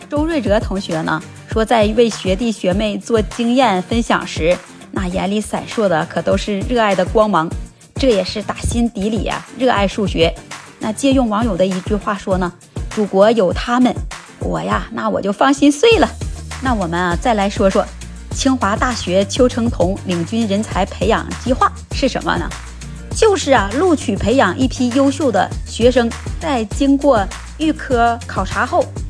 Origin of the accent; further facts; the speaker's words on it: China; now in Japan; 我们中国人